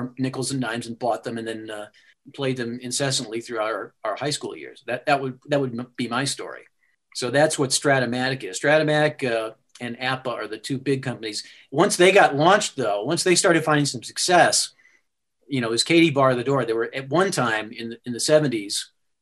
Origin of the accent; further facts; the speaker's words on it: Sparta, Wisconsin, United States; moved away; also born or lived in Davenport, Iowa; my hometown is Sparta, Wisconsin, is where I grew up, and very small town